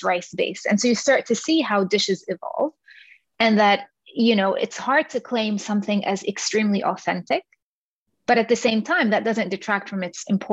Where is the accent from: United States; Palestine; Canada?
Palestine; Jerusalem; moved away as an adult; also born or lived in London; I grew up in Jerusalem